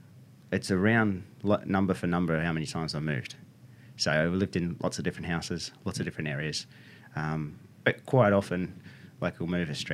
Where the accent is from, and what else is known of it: Ballina, New South Wales, Australia; born or raised there; also born or lived in Wollongong